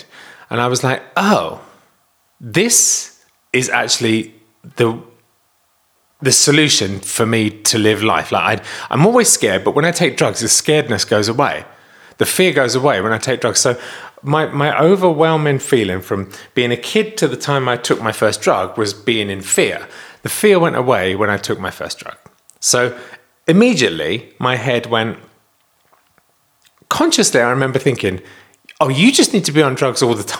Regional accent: Kent, South East England, United Kingdom; I was born in Kent in England

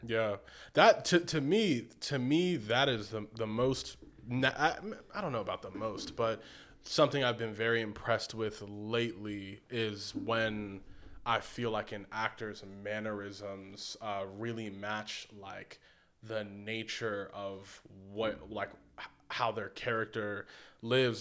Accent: Baltimore, Maryland, United States; now in Malibu, United States; I'm from Baltimore

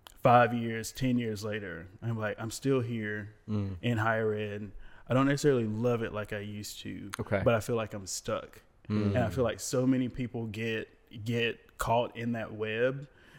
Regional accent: Raleigh, North Carolina, United States; I grew up in Raleigh.

